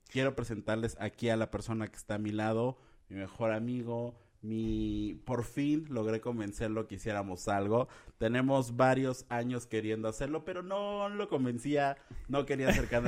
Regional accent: Puebla, Mexico; Bueno, yo soy poblano, aquí el señor es jalapeño.

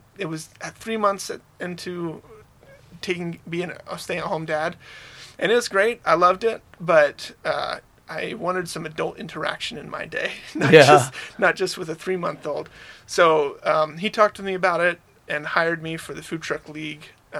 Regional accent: Alabama, United States; now in Utah, United States; From Alabama.

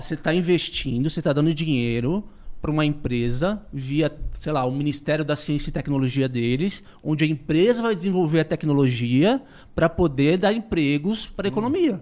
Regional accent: Brazil; eu, como brasileiro

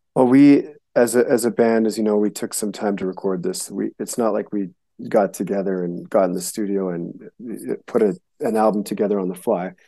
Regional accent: Winnipeg, Manitoba, Canada; also born or lived in Montana; now in United States; I was born in Winnipeg, Manitoba, which is the dead center of Canada

